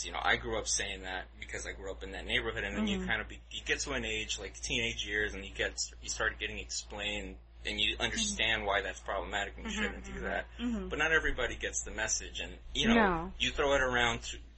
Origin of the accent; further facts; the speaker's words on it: Los Angeles, California, United States; accent: less Spanish sounding but more black sounding; what it's like to be brown in South Central Los Angeles, where my accent is less Spanish sounding but more black sounding